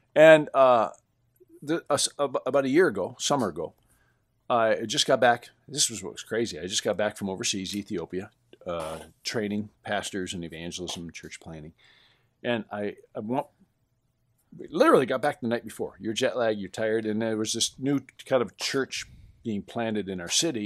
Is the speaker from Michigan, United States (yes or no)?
yes; Western Michigan, United States; I'm from Western Michigan, where I had friends that had these huge orchards